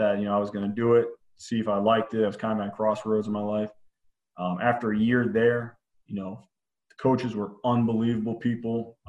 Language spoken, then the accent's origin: English; Pennsylvania, United States; also born or lived in North Carolina / Maryland; So I was born down in North Carolina, but kind of my family moved a lot. So I moved up to Maryland, then Pennsylvania, and which where I did my high school ball.